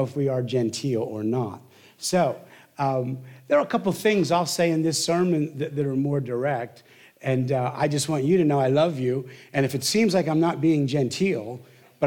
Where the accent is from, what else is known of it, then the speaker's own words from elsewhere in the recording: the Northeast, Pennsylvania, United States; I'm from the Northeast